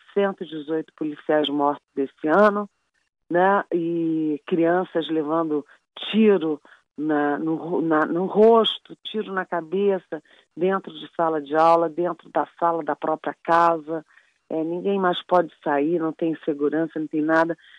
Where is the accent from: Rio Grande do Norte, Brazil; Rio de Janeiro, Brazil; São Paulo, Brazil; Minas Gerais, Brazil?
Rio de Janeiro, Brazil; moved away; eu sou carioca